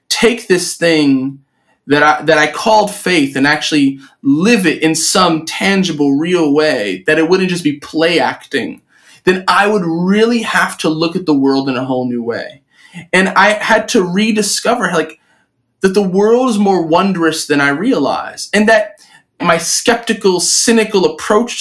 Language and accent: English; New York City, New York, United States; born or raised there